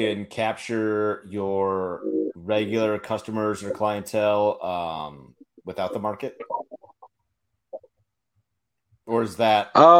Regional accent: Minnesota, United States; moved away; I mean, it's pretty humid in Minnesota where I'm from.

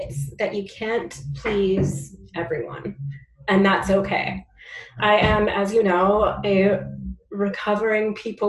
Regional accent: Langley, British Columbia, Canada; now in Vancouver, Canada; I grew up in Langley

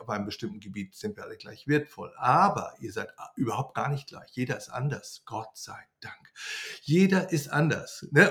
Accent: Germany; now in Greece

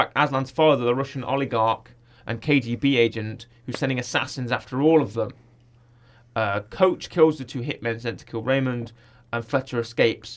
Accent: United Kingdom; as we call them in the UK

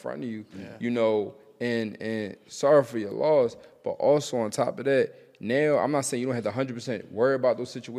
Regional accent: Philadelphia, Pennsylvania, United States; I'm from Philly

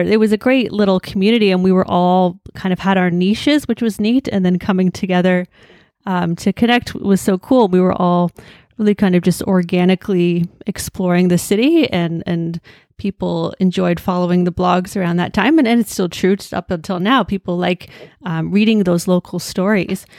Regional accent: Hamilton, Ontario, Canada; I was born and raised in Hamilton

